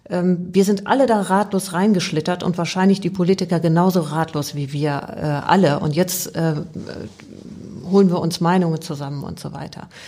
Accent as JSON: {"language": "German", "region": "Rhineland", "country": "Germany", "tie": "born there", "said": "Ich bin ähm, im Rheinland geboren und äh"}